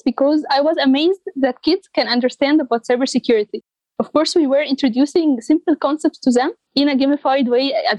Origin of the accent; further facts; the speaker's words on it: Egypt; in my country, Egypt, I was in a team of girls